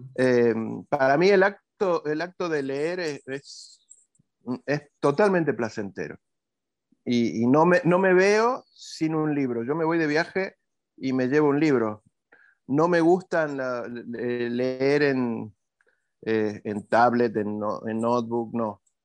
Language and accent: Spanish; Jujuy, Argentina; moved away as an adult; now in Córdoba, Argentina; soy de Jujuy